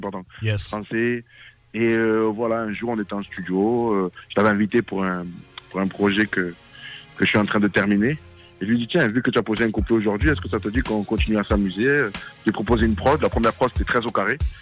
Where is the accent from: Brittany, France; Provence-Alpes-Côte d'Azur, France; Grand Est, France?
Provence-Alpes-Côte d'Azur, France; Marseille; moi je viens de Marseille, Marseille 13e arrondissement, dans les quartiers nord.